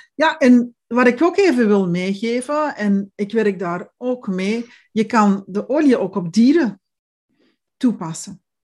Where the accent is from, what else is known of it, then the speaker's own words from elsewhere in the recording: Belgium; accent: Belgian; now in Zeeland, Netherlands; klink ik Belgisch, want ik ben Belgisch.